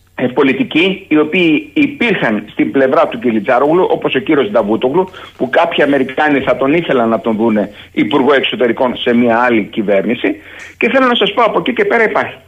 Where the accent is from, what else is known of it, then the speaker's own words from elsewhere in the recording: Greece; ως Έλληνας, ως Έλληνας πρώην στρατιωτικός